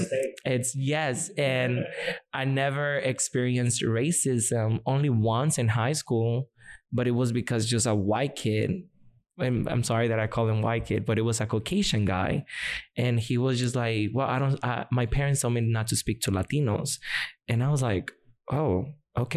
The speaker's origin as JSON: {"language": "English", "town": "Boston", "region": "Massachusetts", "country": "United States", "tie": "born or raised there", "also_born_or_lived": "Santo Domingo, Dominican Republic", "second_language": "English", "moved": "as an adult", "lives_now": "Indianapolis, United States", "said": "when I grew up in Boston, I went to high school and all"}